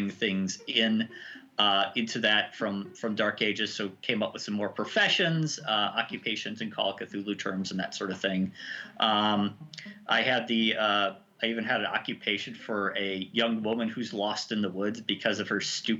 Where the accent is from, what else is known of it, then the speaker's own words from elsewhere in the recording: Kentucky, United States; I grew up in Kentucky